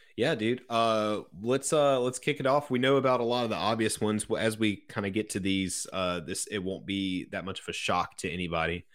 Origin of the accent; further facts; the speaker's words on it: Ashwood, South Carolina, United States; I grew up in Ashwood, South Carolina, which is about halfway between Sumter, where I currently live, and Bishopville